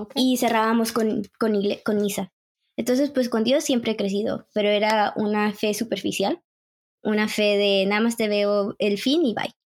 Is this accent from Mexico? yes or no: yes; Monterrey, Nuevo León, Mexico; now in Canada; nací en México, Monterrey, y me vine a Canadá en el 2011